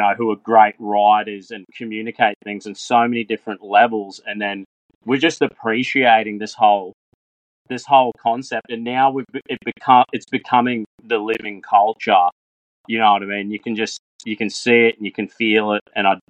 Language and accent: English; Australia; And that just awakens in your heart and mind as an Australian a sense of pride.